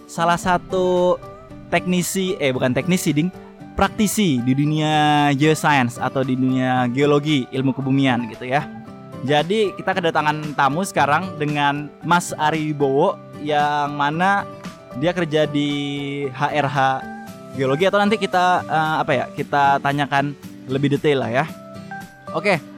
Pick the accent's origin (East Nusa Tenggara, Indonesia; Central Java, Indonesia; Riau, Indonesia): Riau, Indonesia; Pekanbaru; Soalnya ini gua kan dari Pekanbaru ya.